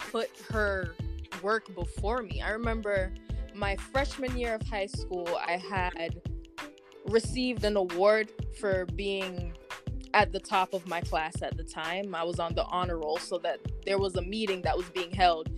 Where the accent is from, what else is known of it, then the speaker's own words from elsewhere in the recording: Kingston, Jamaica; I was born in Kingston, Jamaica